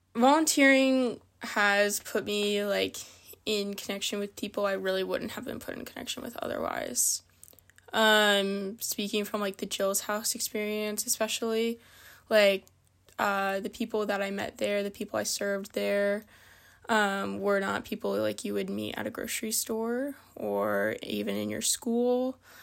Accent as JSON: {"language": "English", "town": "Reston", "region": "Virginia", "country": "United States", "tie": "born or raised there", "also_born_or_lived": "Vienna, Virginia / California", "moved": "as an adult", "lives_now": "Bethel, United States", "said": "I'm from Vienna, Virginia, but I really grew up in Reston, Virginia"}